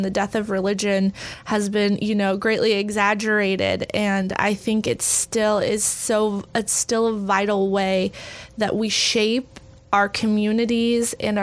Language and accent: English; Texas, United States; I grew up evangelical in Texas.